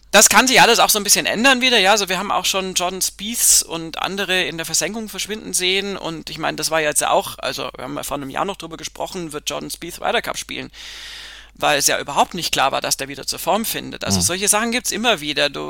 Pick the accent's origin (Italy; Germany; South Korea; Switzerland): Italy; German is a second language; jetzt als Italiener jetzt auch mal gesprochen.